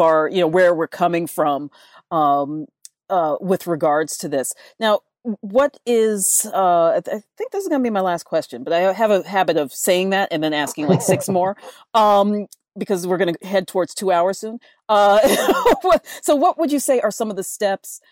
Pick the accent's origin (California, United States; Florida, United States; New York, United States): New York, United States; New York City; also born or lived in New Jersey; now in Hawaii, United States; growing up in the Bronx, I felt more connected to my neighbors than I ever did in New Jersey